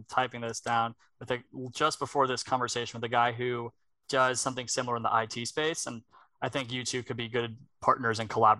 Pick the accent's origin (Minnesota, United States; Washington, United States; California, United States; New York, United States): New York, United States; Plainview; moved away; I'm from Long Island originally.